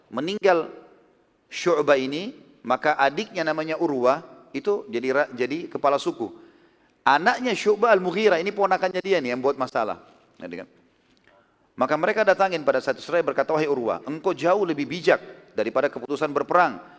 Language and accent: Indonesian; South Sulawesi, Indonesia; Alhamdulillah saya dari Sulawesi Selatan, dan saya banyak orang Bugis.